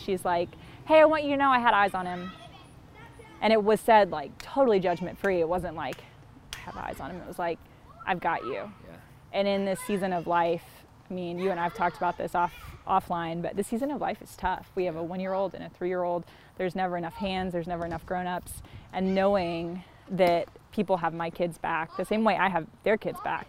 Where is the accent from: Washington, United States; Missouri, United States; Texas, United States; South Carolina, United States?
South Carolina, United States; Columbia; moved away as an adult; also born or lived in Charleston, South Carolina / Minneapolis, Minnesota; now in Fort Wayne, United States; I'm from Columbia, South Carolina, which is real far from here